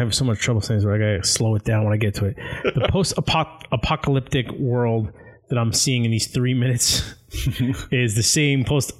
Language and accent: English; New Jersey, United States; we are from New Jersey